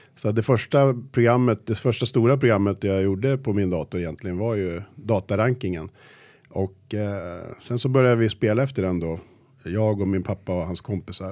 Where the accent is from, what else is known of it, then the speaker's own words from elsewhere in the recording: Sala, Västmanland, Sweden; Jag kommer från Sala, uppväxt i klassiskt eh, arbetarhem